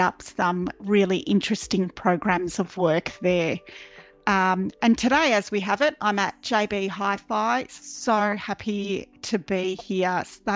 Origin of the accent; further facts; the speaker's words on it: Melbourne, Victoria, Australia; I was born in Melbourne. So my parents migrated from Eastern Europe, from Croatia, but I was born in Melbourne. I went to an all-girls Catholic college